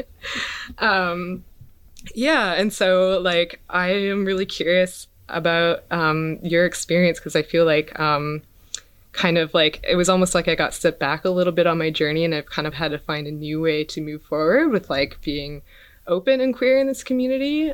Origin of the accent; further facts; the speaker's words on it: Smithers, British Columbia, Canada; moved away as an adult; moved back to my hometown of Smithers, B C